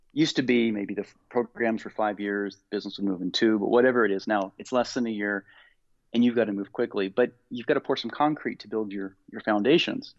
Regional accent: Indiana, United States; Growing up in Indiana and playing basketball

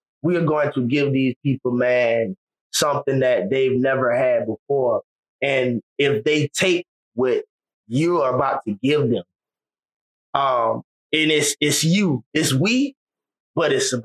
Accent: Savannah, Georgia, United States; I grew up in West Savannah

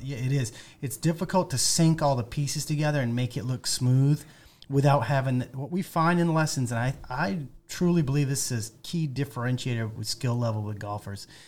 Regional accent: Maine, United States; moved away; I'm from Maine originally

